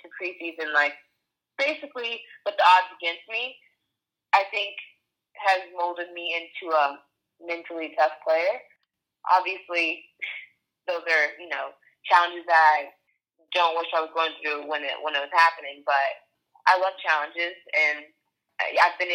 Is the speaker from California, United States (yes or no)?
yes; California, United States; moved away as an adult; also born or lived in Florida / Norway; I grew up in California and went to Florida State